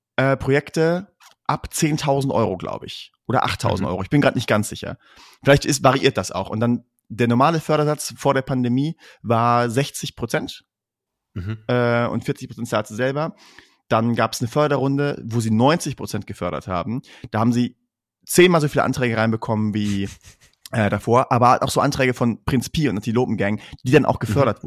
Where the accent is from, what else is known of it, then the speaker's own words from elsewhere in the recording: Münster, North Rhine-Westphalia, Germany; wir sind aus Münster